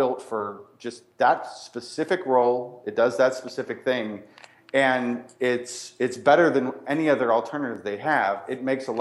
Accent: Ireland; I'm Irish

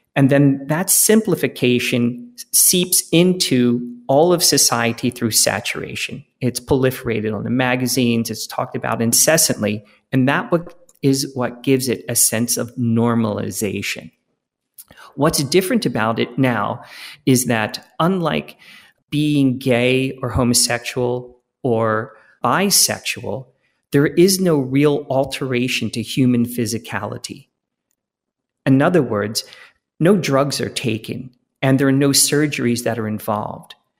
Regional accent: Philadelphia, Pennsylvania, United States; I grew up in Philadelphia in the nineteen seventies and eighties

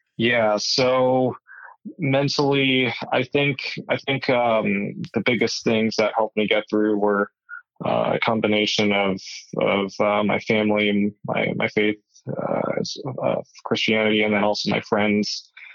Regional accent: Tucson, Arizona, United States; born and raised in Tucson, Arizona

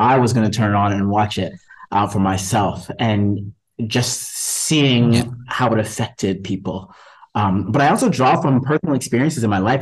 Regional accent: Canada; us Canadians that came over

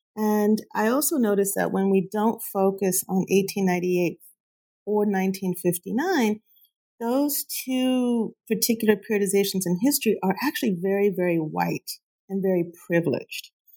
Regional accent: Huntington Park, California, United States; I grew up in Southeast LA, Huntington Park, California.

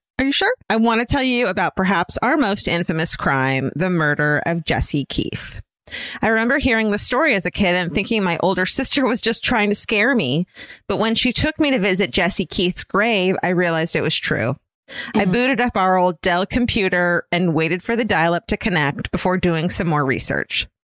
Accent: Listowel, Ontario, Canada; I'm from Listowel. The town that Letterkenny was based off of, from which the creator, Jared Kiso, hails.

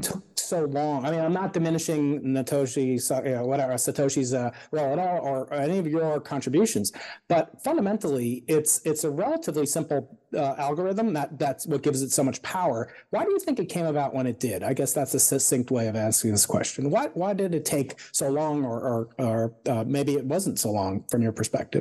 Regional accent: Suffolk County, Long Island, New York, United States; now in California, United States; I'm actually from Suffolk County

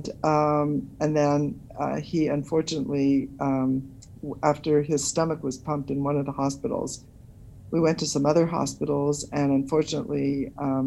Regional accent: New York City, New York, United States; I was born in New York City

